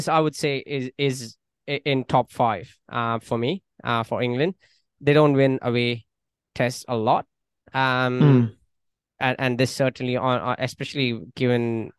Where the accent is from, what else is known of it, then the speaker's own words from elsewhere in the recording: Mumbai, Maharashtra, India; moved away; my home country, India, and my hometown, Mumbai.